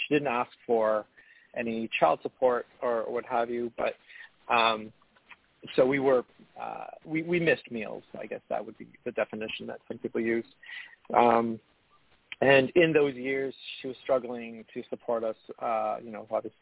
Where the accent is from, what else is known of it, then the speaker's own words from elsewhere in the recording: Hamilton, Ontario, Canada; also born or lived in Montreal, Quebec; now in Ottawa, Canada; I was born in Montreal earlier and moved to a city called Hamilton, Ontario